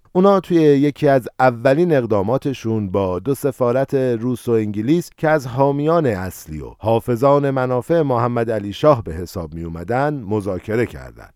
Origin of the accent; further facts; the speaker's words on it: Iran